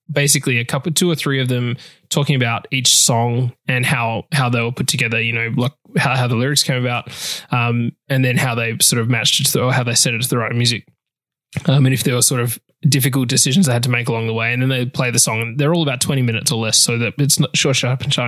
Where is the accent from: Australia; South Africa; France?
Australia; I'm Australian.